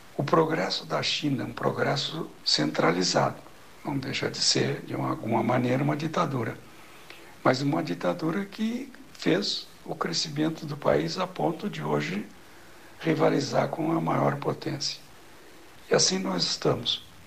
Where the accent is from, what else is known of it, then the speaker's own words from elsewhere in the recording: Brazil; somos brasileiros e que nos orgulhamos de ser brasileiro